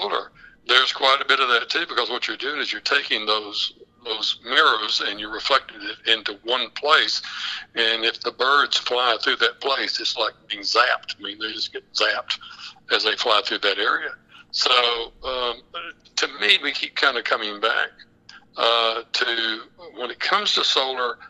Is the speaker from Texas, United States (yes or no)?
yes; West Texas, United States; I'm actually from the Permian Basin. I'm from West Texas